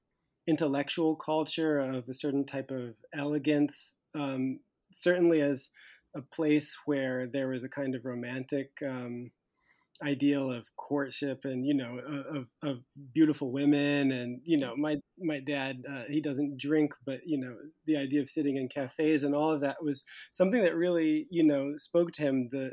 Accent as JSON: {"language": "English", "country": "United States", "moved": "as an adult", "lives_now": "Paris, France", "said": "When I go back to America, I see America through the judging eyes of a European, but when I live my life in Europe, I'm an American, and I'll never be a European in Paris."}